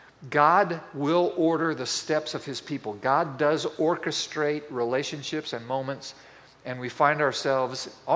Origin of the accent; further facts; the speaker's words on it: Boswell, Indiana, United States; moved away; my hometown, which is Boswell, Indiana